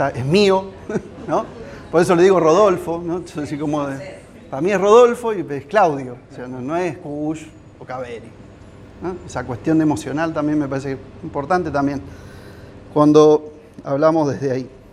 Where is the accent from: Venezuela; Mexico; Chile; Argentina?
Argentina; San Andrés de Giles, Buenos Aires Province; yo soy de Giles, yo soy de acá